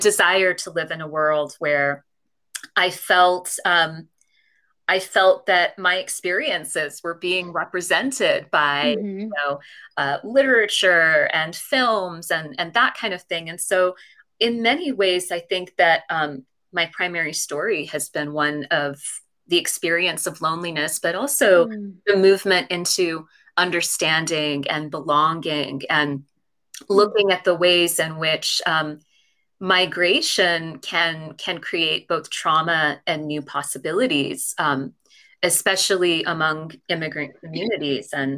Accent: California, United States; also born or lived in London; now in New York, United States; I was born in London, but then I grew up in California

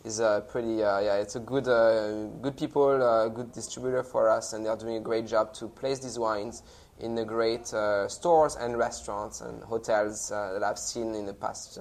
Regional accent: France; moved away; I was raised in the Loire Valley

